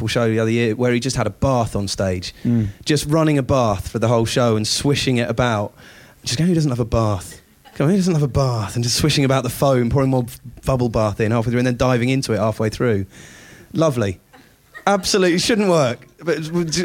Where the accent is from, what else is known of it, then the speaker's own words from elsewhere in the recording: United Kingdom; being a Brit